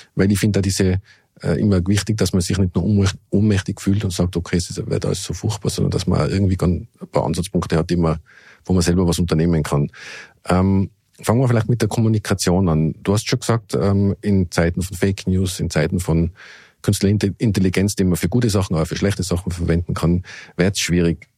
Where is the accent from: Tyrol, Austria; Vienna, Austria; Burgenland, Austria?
Tyrol, Austria; Innsbruck; in Innsbruck, in meiner Heimatstadt